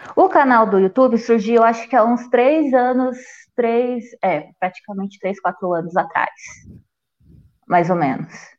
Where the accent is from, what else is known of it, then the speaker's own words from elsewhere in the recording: Paranapanema, São Paulo, Brazil; Eu morava no sítio, aqui mesmo. Hoje tem faculdade aqui na minha cidade.